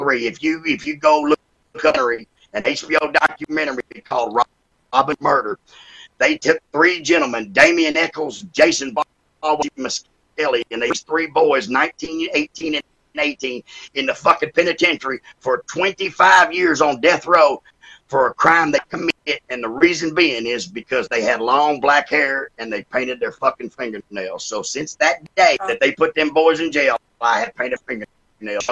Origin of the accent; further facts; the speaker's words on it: Sydney, New South Wales, Australia; moved away; I was born in Sydney, Australia